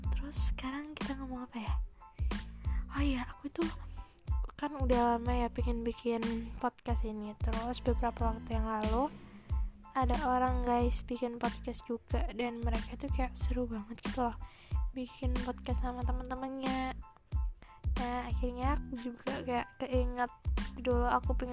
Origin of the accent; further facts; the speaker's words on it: Malang, East Java, Indonesia; aku itu lahir di Malang guys emang aku anak Malang anak ngalam ngalam lovers